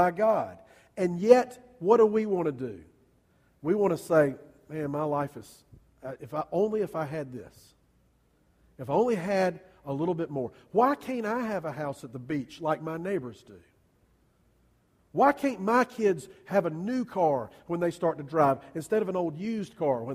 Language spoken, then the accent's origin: English; United States; I'm an American.